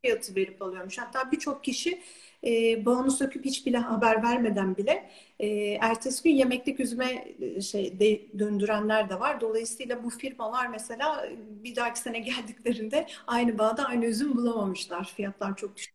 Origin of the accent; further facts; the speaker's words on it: İzmir, Turkey; also born or lived in Istanbul / New Zealand; İzmir'de doğdum, büyüdüm